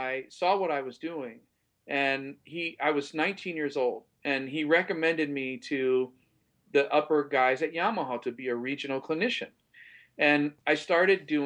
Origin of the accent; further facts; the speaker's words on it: Ohio, United States; moved away; also born or lived in Florida; I was from Ohio